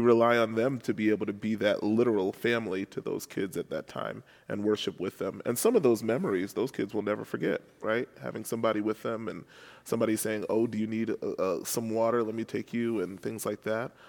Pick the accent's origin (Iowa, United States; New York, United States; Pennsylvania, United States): New York, United States; New York City; moved away as an adult; also born or lived in Chicago; now in St. Louis, United States; I'm originally from New York City, um, and I was born and raised there